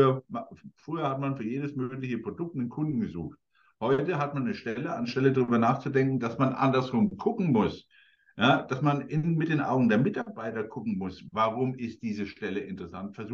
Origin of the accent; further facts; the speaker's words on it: Coburg, Bavaria, Germany; großes Unternehmen in Coburg, meiner Heimatstadt